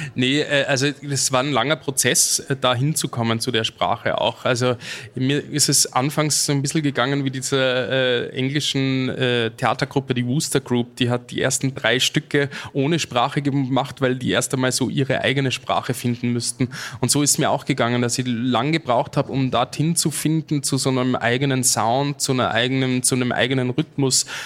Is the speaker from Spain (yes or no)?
no; Austria; als Österreicher